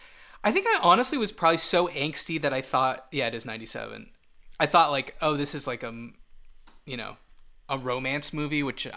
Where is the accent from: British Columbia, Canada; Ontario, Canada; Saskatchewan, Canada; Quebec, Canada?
Quebec, Canada; Montreal; accent: Montreal; my Montreal accent is annoying.